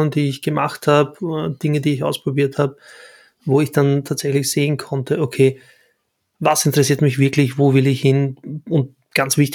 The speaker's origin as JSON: {"language": "German", "country": "Bosnia & Herzegovina", "moved": "yes", "lives_now": "Austria", "said": "Ich stamme ursprünglich aus Arevo in Bosnien und kam vor fast 30 Jahren als Flüchtling nach Österreich. Heute lebe und arbeite ich als selbstständiger Fotograf, Künstler und Berater für digitale Kommunikation irgendwo zwischen Wien und Paris."}